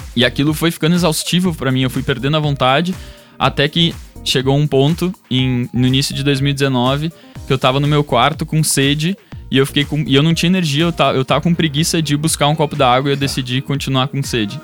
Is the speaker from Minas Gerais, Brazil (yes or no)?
no; Dois Irmãos, Rio Grande do Sul, Brazil; now in Porto Alegre, Brazil; Eu sou natural de dois irmãos, moro em Porto Alegre desde os meus 17 anos.